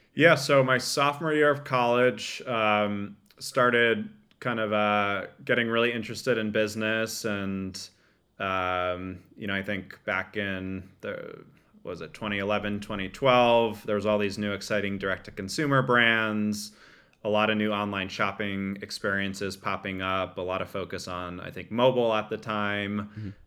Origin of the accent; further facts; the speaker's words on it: Bergen County, northern New Jersey, United States; grew up in northern New Jersey in, uh, Bergen County, about forty-five minutes outside, uh, New York City.